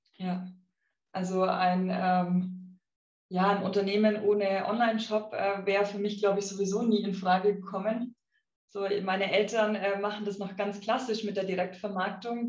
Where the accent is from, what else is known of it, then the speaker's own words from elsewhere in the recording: Affing, Bavaria, Germany; ich bin auf einem kleinen Bauernhof aufgewachsen ähm, in Affing